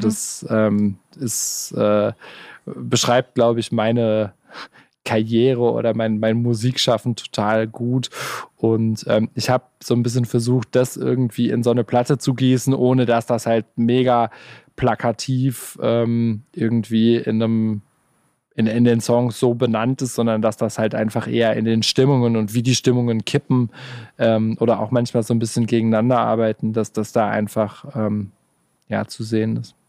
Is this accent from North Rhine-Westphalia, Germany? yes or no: yes; Gelsenkirchen, North Rhine-Westphalia, Germany; moved away as an adult; now in Stuttgart, Germany; ich äh, fühle mich in Gelsenkirchen noch sehr heimisch